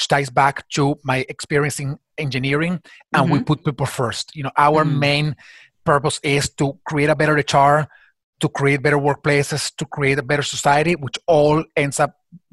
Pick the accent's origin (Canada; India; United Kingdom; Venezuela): Venezuela; moved away as an adult; my country, my home country, or my birth country, Venezuela